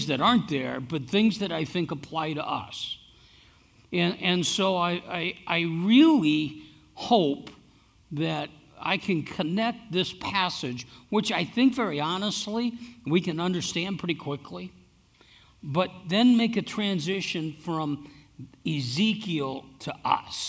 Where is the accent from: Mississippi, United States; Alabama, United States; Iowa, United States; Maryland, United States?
Iowa, United States; now in Gilbert, United States; I'm from Iowa.